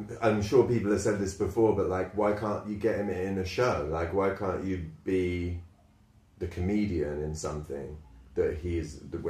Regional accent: Liverpool, North West England, United Kingdom; I'm from Liverpool, and that's cool.

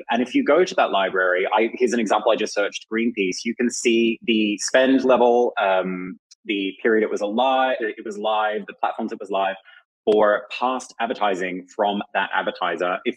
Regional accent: Australia; as an Australian, I'm authorized to advertise in Australia

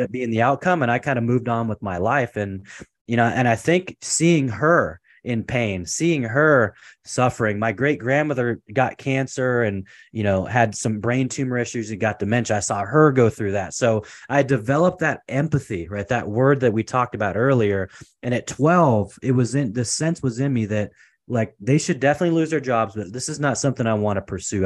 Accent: Portland, Oregon, United States; moved away as an adult; also born or lived in Seattle, Washington / California; I was born and raised in Portland, Oregon.

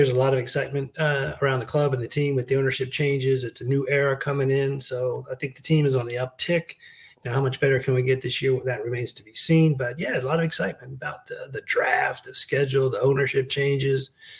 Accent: Prince George's County, Maryland, United States; also born or lived in Washington, D.C.; So I was born in D.C. I grew up in Prince George's County. I grew up from, you know, stone's throw away from RFK, from FedEx.

